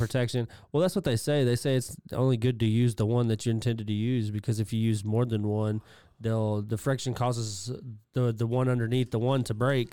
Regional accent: England, United Kingdom; me being English

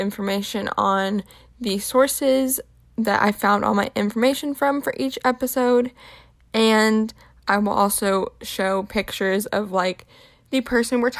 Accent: Tampa, Florida, United States; I'm also from the Tampa, Florida area.

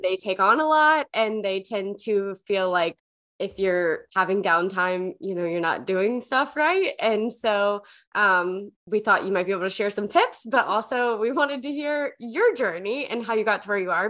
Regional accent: the South, United States; I I grew up in the South

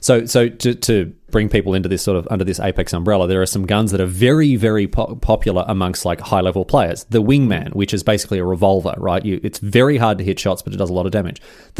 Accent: Australia; Yes, I'm Australian.

